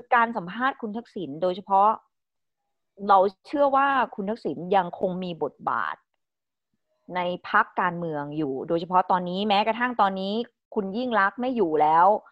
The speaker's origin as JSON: {"language": "Thai", "region": "Isan", "country": "Thailand", "also_born_or_lived": "Bangkok", "moved": "yes", "said": "เราเป็นคนอีสานมาอยู่กรุงเทพเราก็จะถูกกดทับในเรื่องภาษาเราไม่สามารถพูดภาษาถิ่นของเราได้ในกรุงเทพ"}